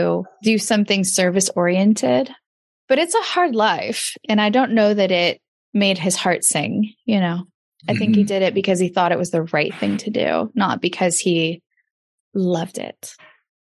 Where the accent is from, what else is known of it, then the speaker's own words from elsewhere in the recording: Redding, California, United States; also born or lived in Davis, California; where I grew up in Redding, California